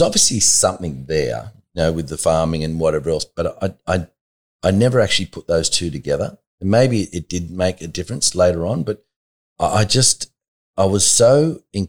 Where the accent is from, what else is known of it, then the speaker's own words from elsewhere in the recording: Blacktown, New South Wales, Australia; I know I'm only 15 and I know I'm from Blacktown